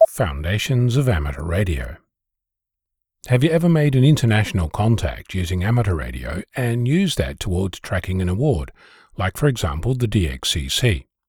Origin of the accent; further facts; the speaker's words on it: Australia; As an Australian